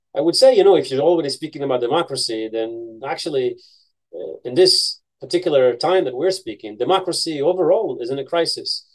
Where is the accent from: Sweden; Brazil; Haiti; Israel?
Israel; Haifa, Haifa District; also born or lived in United States; I grew up in Haifa, a city in the north